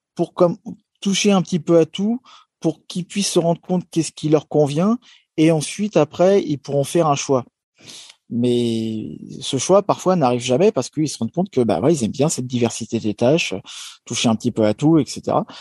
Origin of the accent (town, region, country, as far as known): France